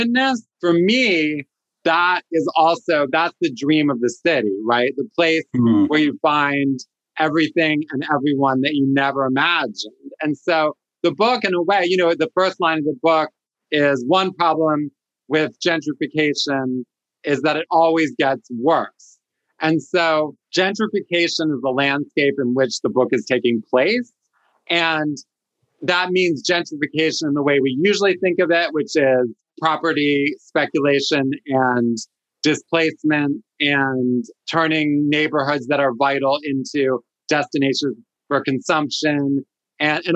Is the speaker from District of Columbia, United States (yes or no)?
yes; Washington, District of Columbia, United States; moved away; also born or lived in San Francisco; a closeted kid growing up in Washington, D.C.